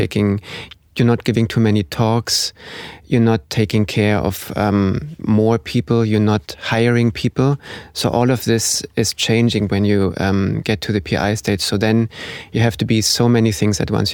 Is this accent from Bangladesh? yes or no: no; Germany; moved away as an adult; now in Oslo, Norway; I'm originally from Germany